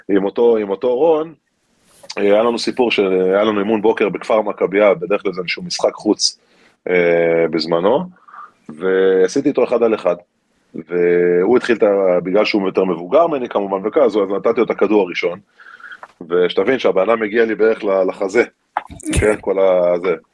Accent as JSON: {"language": "Hebrew", "region": "Galilee", "country": "Israel", "tie": "born or raised there", "said": "אני לא חושב שיש לזה קשר אה, דווקא ל... אתה יודע, לזה שגדלתי בגליל. גדלתי בסביבה מאוד מאוד תחרותית ומאוד ספורטיבית."}